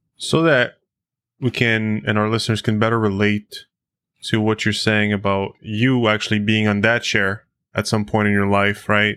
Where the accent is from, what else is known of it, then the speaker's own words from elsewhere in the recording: United States; now in Canada; as an American